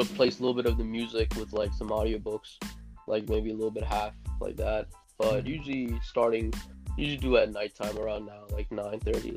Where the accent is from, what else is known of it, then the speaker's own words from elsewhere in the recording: New City, New York, United States; I was born on March 17th, 1999. And yeah, basically lived in New York. I lived in New York my whole life, around the same place